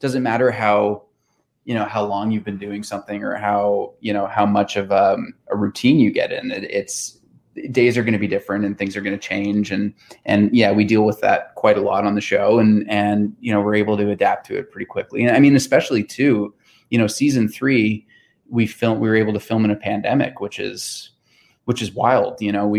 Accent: Newfoundland and Labrador, Canada; as you know, being a Newfoundlander, you know, a big part of what can make our shooting schedule difficult are the elements, right?

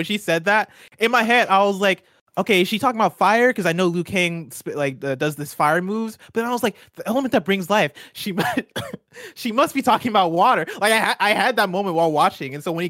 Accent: Illinois, United States; I'm from Illinois.

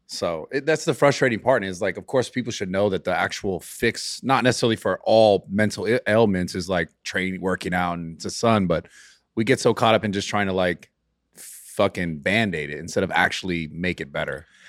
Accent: California, United States; I'm from California

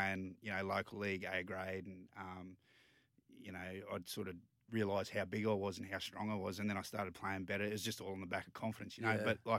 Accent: Emerald, Queensland, Australia; moved away; but I grew up out in Emerald. All my juniors out in Emerald, played for the Emerald Tigers, and then I went on to play for the Emerald Cowboys, two local sides.

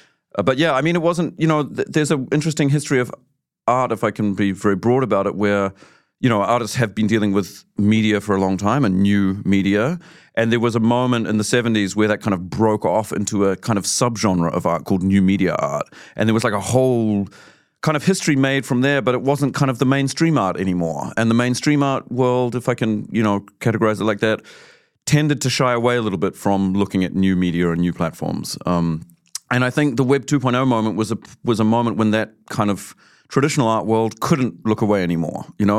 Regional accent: Auckland, New Zealand; moved away as an adult; now in Germany; I grew up in Auckland, but I live in Germany.

